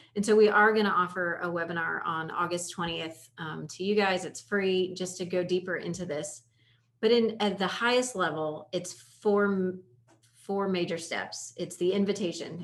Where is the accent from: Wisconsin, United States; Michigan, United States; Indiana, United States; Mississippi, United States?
Indiana, United States; I grew up in Indiana